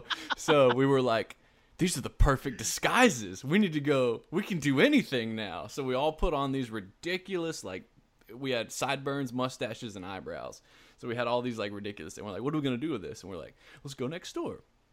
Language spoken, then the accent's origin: English; Louisiana, United States; We're Cajun, man.